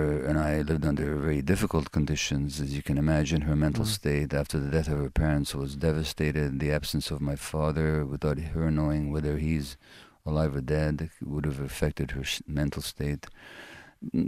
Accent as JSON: {"language": "English", "region": "Budapest", "country": "Hungary", "tie": "born or raised there", "said": "it's my birth city, Budapest. And I was born there in January 1944 to Jewish parents."}